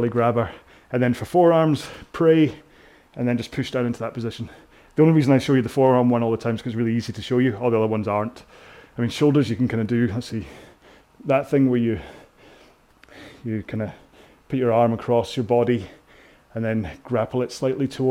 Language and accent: English; United Kingdom; I'm so British